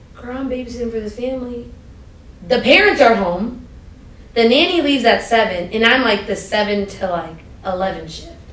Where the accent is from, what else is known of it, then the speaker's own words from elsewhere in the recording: Maryland, United States; moved away as an adult; also born or lived in Hampton / Los Angeles, California; I grew up in Maryland, like my, when they came from Pakistan, they showed up in Laurel, Maryland, down the street